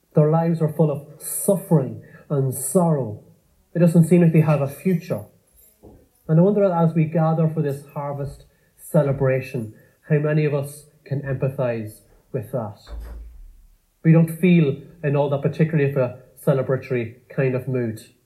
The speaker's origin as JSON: {"language": "English", "area": "Cavan", "region": "Ulster", "country": "Ireland", "tie": "born or raised there", "said": "growing up in Cavan in the countryside on a farm"}